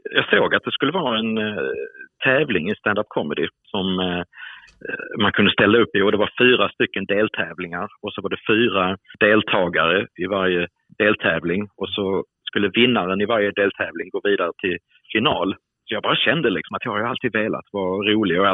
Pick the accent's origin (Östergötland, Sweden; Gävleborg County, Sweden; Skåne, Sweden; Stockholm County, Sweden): Skåne, Sweden; accent: Scanian; jag pratar ju skånska, jag har ju svårt att, att prata någon annan dialekt än skånska.